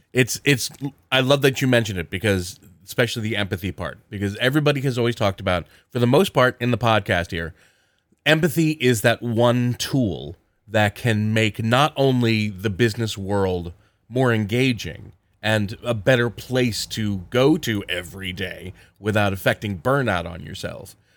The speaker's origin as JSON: {"language": "English", "region": "southern New Jersey", "country": "United States", "tie": "born or raised there", "also_born_or_lived": "Philadelphia, Pennsylvania", "said": "I was moved to southern New Jersey at an early, early"}